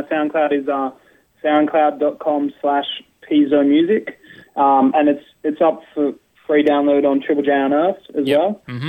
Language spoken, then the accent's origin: English; Byron Bay, New South Wales, Australia; now in Melbourne, Australia; when I grew up there, I'm 25 now. So when I was growing up in Byron, it was a huge hardcore scene in Byron